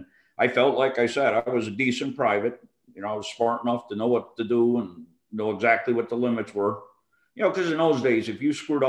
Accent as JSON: {"language": "English", "town": "Chicopee", "region": "Massachusetts", "country": "United States", "tie": "born or raised there", "moved": "as an adult", "said": "I grew up in Chicopee, Massachusetts"}